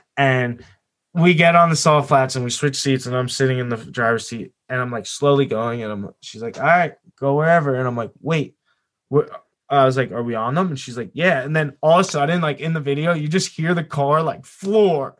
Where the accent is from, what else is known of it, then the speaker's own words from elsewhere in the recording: New Jersey, United States; I'm from Jersey